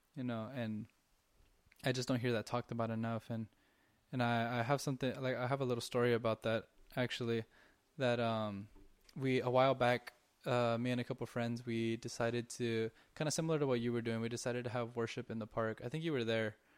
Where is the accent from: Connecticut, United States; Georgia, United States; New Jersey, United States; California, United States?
California, United States; Southern; we're from SoCal.